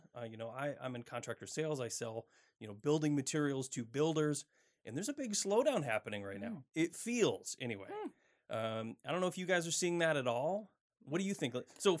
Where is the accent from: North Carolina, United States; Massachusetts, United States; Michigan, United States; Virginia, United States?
Michigan, United States; now in Pacific Northwest, United States; Where I grew up in Michigan, there was no such thing.